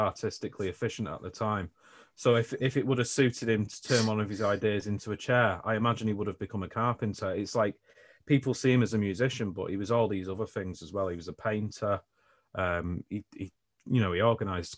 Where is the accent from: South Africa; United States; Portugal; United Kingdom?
United Kingdom; Stockport, North West England; also born or lived in Marple; I'm originally from Stockport. So, you know, Marple's in Stockport, but I was nearer the centre.